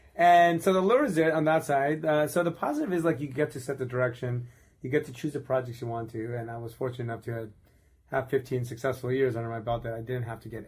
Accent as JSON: {"language": "English", "town": "Buffalo", "region": "New York", "country": "United States", "tie": "born or raised there", "said": "Karman Road is the street we grew up on in Buffalo, New York."}